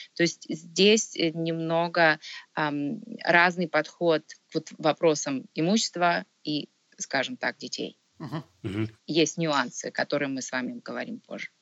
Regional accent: Kharkiv, Kharkiv Oblast, Ukraine; moved away as an adult; now in Ontario, Canada; Родом я сама изначально с Украины, а, я из Харькова, я закончила в Харькове Харьковский государственный университет.

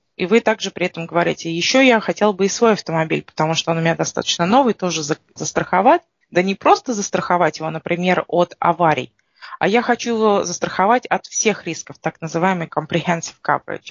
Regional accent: Russia; now in Canada; мы приезжаем из России, у нас в России

